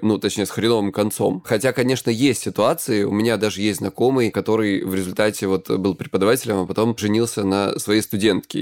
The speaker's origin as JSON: {"language": "Russian", "region": "Krasnodar Krai", "country": "Russia", "said": "я с Кубани"}